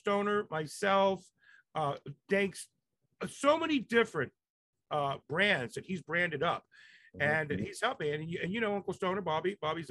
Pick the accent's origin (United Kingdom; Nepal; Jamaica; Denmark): Jamaica; My mother was the director general of the embassies of Jamaica. And I grew up a lot in Jamaica with Jamaicans.